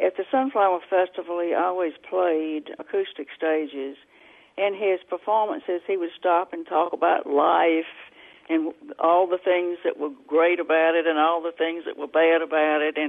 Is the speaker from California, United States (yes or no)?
no; Tutwiler, Mississippi, United States; I grew up in Tutwiler, which is actually the birthplace of the blues.